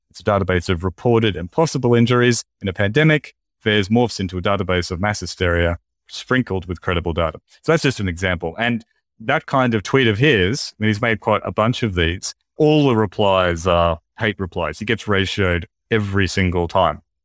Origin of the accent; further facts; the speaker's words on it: Australia; in Australia too, like, uh, when I was at primary school